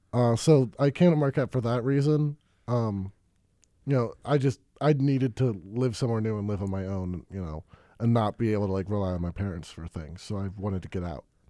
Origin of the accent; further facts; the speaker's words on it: Madison, Wisconsin, United States; also born or lived in Baltimore; I moved to Madison when I was six, or my, you know, my parents did. Uh, so I basically grew up in Madison